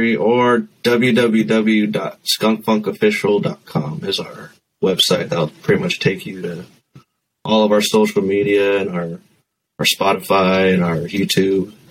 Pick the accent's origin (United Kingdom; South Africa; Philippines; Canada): Philippines; I'm Filipino